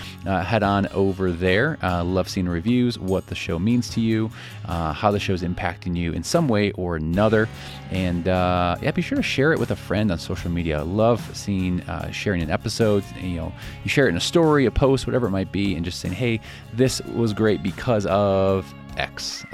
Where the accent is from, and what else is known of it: Chicago, Illinois, United States; born or raised there